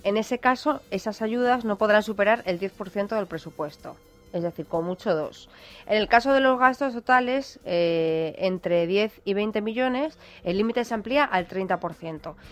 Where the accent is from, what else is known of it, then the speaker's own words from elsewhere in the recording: Málaga, Andalusia, Spain; de mi tierra, del Ayuntamiento de Málaga